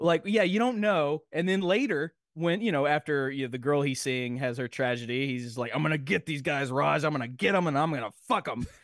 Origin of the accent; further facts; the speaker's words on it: Nashville, Tennessee, United States; I'm from Nashville